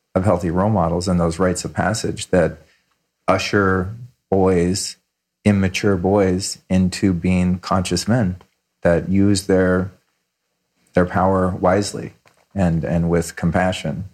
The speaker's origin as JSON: {"language": "English", "region": "California", "country": "United States", "tie": "born or raised there", "said": "I grew up in California with my mom"}